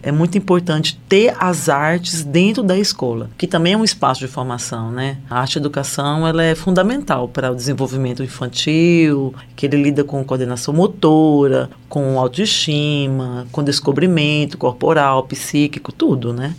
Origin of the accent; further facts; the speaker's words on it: Recife, Pernambuco, Brazil; moved away; Eu sou nordestina